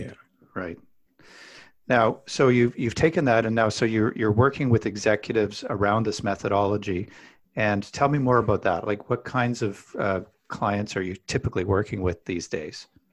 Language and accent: English; Alberta, Canada; I grew up in Alberta, Canada